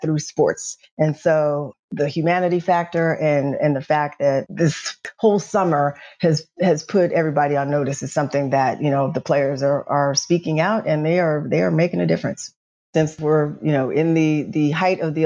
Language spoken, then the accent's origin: English; Nashville, Tennessee, United States; moved away; I'm from Nashville, Tennessee, grew up in North Nashville